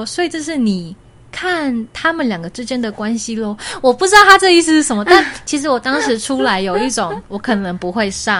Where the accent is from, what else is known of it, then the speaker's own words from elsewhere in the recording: Taiwan; 如果我都已经是台湾人了